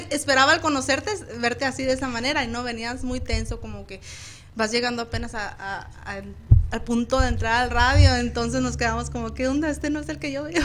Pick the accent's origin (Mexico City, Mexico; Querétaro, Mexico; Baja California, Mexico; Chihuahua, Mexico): Chihuahua, Mexico; soy del hermoso estado de Chihuahua.